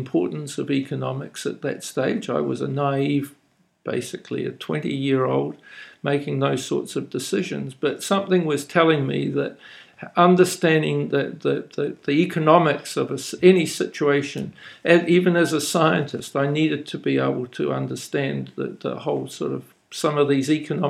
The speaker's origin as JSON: {"language": "English", "country": "New Zealand", "accent": "New Zealander", "moved": "yes", "lives_now": "Japan", "said": "My voice has probably given me away as a New Zealander"}